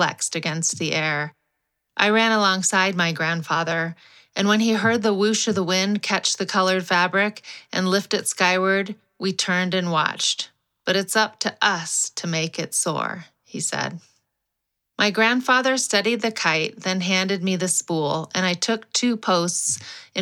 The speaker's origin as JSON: {"language": "English", "town": "Los Angeles", "region": "California", "country": "United States", "tie": "born or raised there", "said": "Growing up in Los Angeles"}